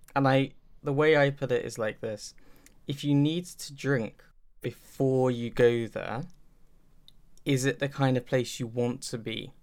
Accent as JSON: {"language": "English", "town": "Milton Keynes", "region": "South East England", "country": "United Kingdom", "tie": "born or raised there", "said": "my hometown"}